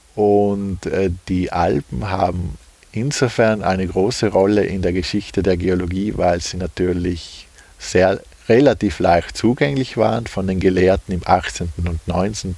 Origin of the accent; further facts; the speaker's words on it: Puster Valley, South Tyrol, Trentino-Alto Adige, Italy; ich bin äh, gebürtiger Pustertal, also Südtiroler. Und da sind wir schon eigentlich von der Natur aus mit Bergen umgeben.